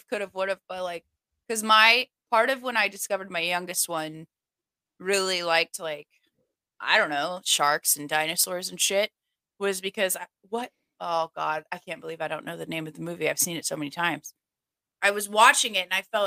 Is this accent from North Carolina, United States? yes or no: no; Kansas, United States; I am a Kansas girl